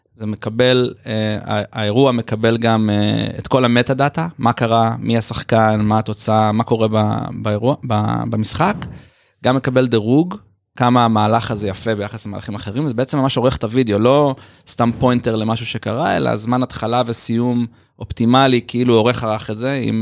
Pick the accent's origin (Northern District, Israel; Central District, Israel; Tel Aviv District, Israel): Tel Aviv District, Israel; Tel Aviv; אז גדלתי בתל אביב